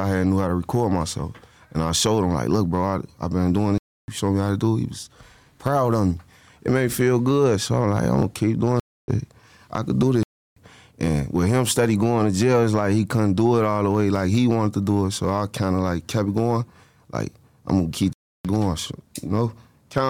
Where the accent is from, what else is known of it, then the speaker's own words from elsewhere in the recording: Chicago, Illinois, United States; I'm originally from the east side of Chicago.